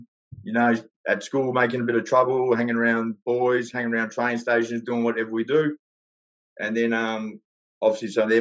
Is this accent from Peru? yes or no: no; Melbourne, Victoria, Australia; I grew up down in a place in the western suburbs called Newport.